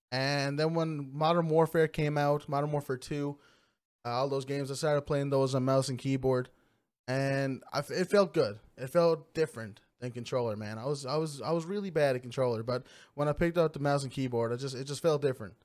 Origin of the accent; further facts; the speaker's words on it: Trepassey, Newfoundland and Labrador, Canada; also born or lived in Lima, Peru; I grew up in Trapassie. Um, small class, uh, small community